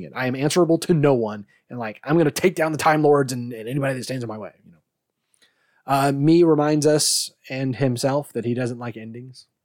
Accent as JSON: {"language": "English", "country": "United States", "said": "I'm American"}